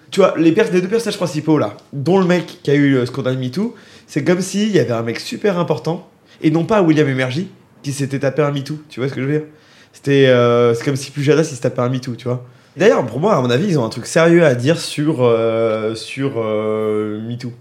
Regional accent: France; en tant que Français

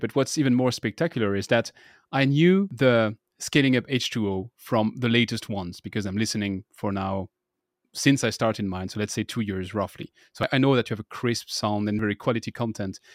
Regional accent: France; accent: French; English is a second language; my annoying French accent

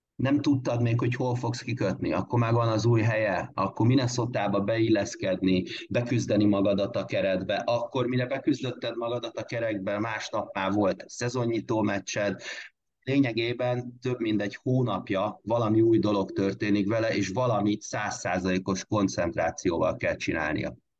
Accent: Körmend, Vas, Hungary; akik ott, ott tanultunk és ott nőttünk fel

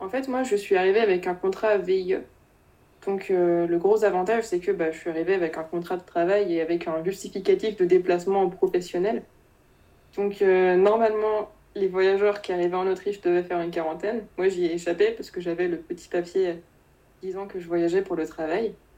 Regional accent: Rennes region, Brittany, France; moved away; Je suis originaire de la région de Rennes, donc je vais pas bouger très loin pour mes études.

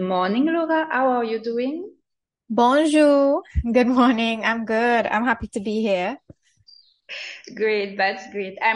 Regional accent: Guadeloupe; I'm originally from Guadeloupe.

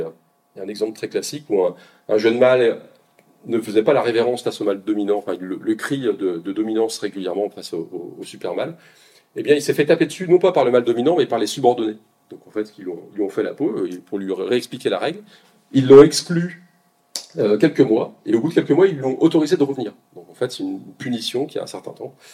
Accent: Côte-d'Or, Bourgogne-Franche-Comté, France; je suis de Côte d'Or un petit peu

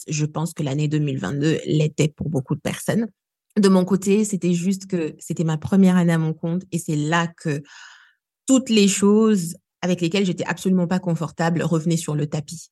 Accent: Kinshasa, DR Congo; moved away as an adult; now in Grenoble, France; moi j'ai grandi euh, ici à Kinshasa où je suis du coup, je suis arrivée en France à mes 20 ans

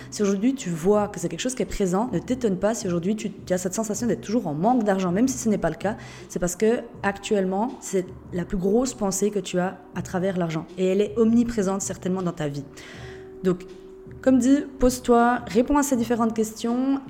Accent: Switzerland; Je suis suisse de base. Et c'est vrai que je trouve que notre pays est merveilleux

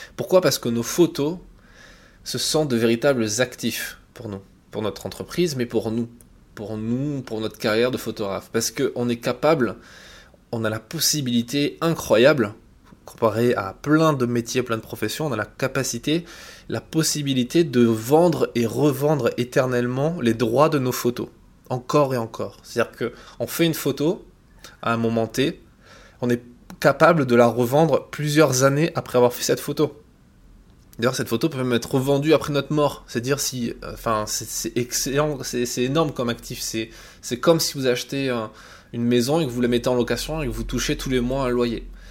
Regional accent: France; quand on est français

